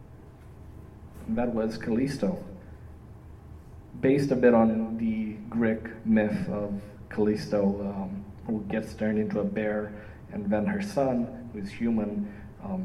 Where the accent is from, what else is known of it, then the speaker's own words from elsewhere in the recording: Iași, Iași County, Romania; also born or lived in Toronto, Canada; now in Windsor, Canada; my hometown, Iași